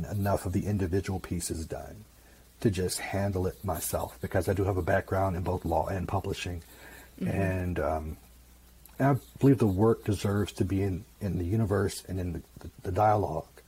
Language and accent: English; Mississippi, United States; moved away; I'm from Mississippi originally